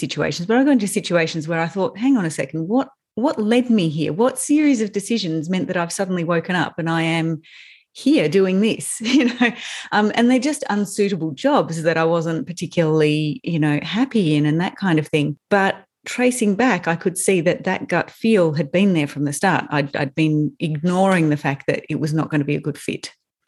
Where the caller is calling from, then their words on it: Melbourne, Victoria, Australia; So I'm in Melbourne. I'm in the hills outside of Melbourne.